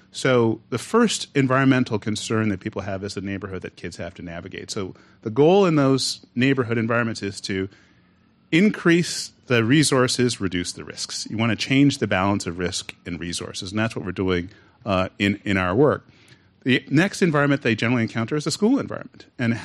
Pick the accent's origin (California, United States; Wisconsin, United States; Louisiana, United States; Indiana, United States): California, United States; I like to tell people when I go outside of California, I'm from California, so I'm from the future.